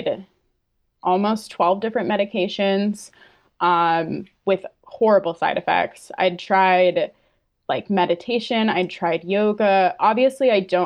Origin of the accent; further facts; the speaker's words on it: Fryeburg, Maine, United States; also born or lived in New Hampshire; I grew up in the Whites of New Hampshire. Technically, I lived in Maine